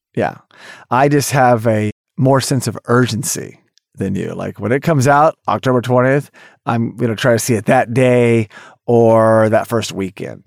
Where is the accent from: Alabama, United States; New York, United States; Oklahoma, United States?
Oklahoma, United States; Tulsa; I grew up in Tulsa, Oklahoma